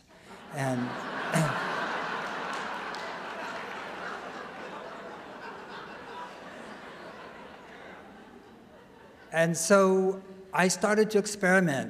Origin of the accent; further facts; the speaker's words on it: San Mateo, California, United States; I was born in San Mateo